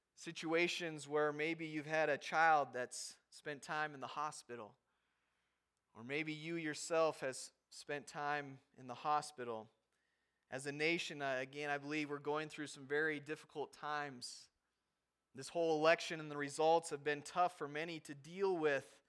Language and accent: English; Havre, Montana, United States; moved away; we barely make it into Haver, my hometown, my, where my parents live